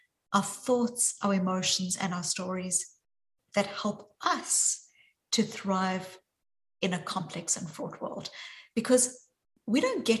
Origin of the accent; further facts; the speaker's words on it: South Africa; accent: South African; now in Boston, United States; you can hear from my accent, even though I'm joining from Boston, that my accent is very deeply South African